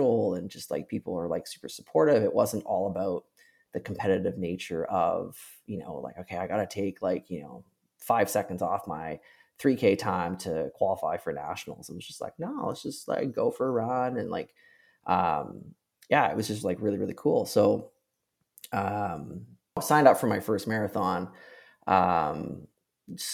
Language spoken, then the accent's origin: English; Penticton, British Columbia, Canada; also born or lived in Victoria, Canada; I moved from Penticton to Victoria for school